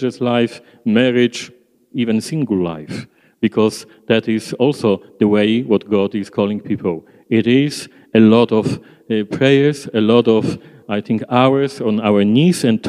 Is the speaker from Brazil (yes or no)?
no; Poland; English is a second language; moved away as an adult; now in Australia; I prefer to stay in Poland.